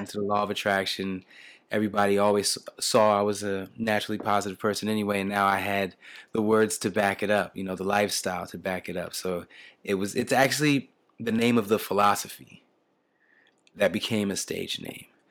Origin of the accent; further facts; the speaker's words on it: Camden, New Jersey, United States; I was born and raised in Camden, New Jersey